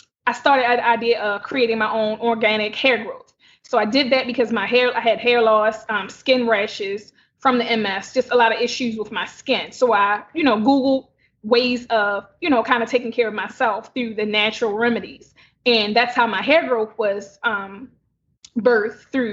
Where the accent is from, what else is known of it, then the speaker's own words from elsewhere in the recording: Baltimore, Maryland, United States; I'm born and raised in Baltimore City